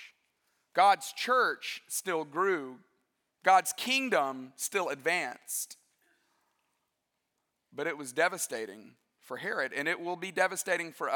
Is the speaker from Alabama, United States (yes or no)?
yes; West Alabama, United States; I grew up in West Alabama